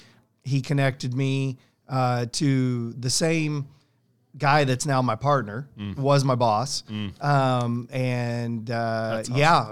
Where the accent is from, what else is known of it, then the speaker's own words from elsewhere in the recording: San Diego, California, United States; born there; So, born in San Diego